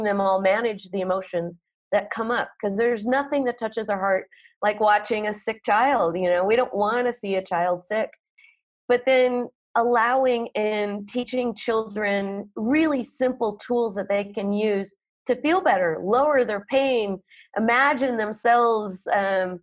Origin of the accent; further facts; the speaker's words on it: North Dakota, United States; now in Oaxaca, Mexico; I grew up in North Dakota